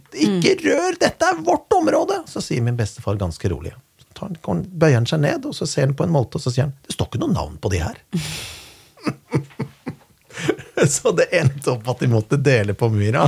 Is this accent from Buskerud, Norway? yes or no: yes; Kongsberg, Buskerud, Norway; moved away; i min hjemby Kongsberg